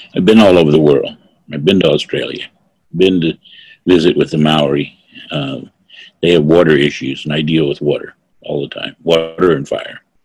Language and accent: English; North Fork, California, United States; I come from North Fork.